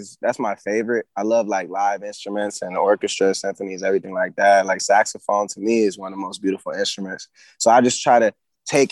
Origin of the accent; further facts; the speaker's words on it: Atlanta, Georgia, United States; growing up in Atlanta